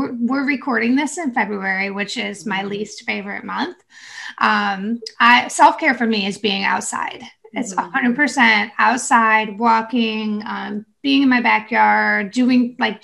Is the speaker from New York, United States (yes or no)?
yes; New York, United States; now in North Carolina, United States; I'm from New York, so I'm used to all the snow